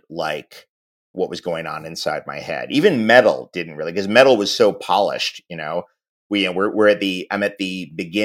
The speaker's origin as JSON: {"language": "English", "region": "New York", "country": "United States", "tie": "born or raised there", "said": "growing up in New York"}